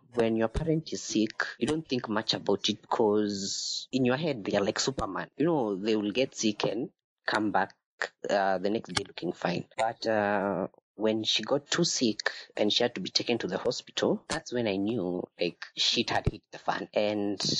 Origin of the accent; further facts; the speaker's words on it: Nairobi, Kenya; I am from Nairobi.